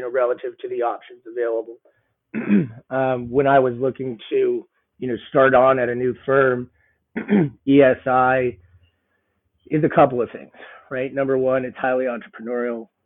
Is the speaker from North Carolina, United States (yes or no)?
no; Boulder, Colorado, United States; moved away as an adult; also born or lived in Southern California / Nashville; I'm actually born and raised in Boulder, so didn't go far from home